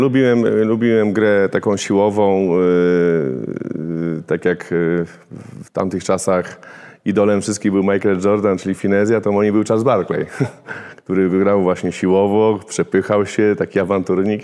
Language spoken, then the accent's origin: Polish; Warsaw, Masovian Voivodeship, Poland; tam gdzie ja się wychowywałem na woli